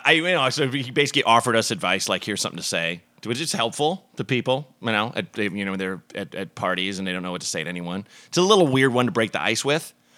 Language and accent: English; Oregon, United States; I grew up in Oregon